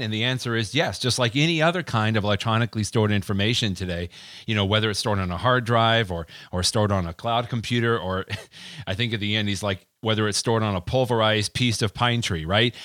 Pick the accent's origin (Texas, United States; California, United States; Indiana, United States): Texas, United States; accent: Texas; my Texas accent